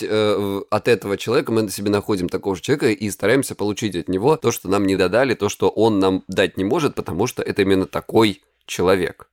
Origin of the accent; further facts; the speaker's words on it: Krasnodar Krai, Russia; я с Кубани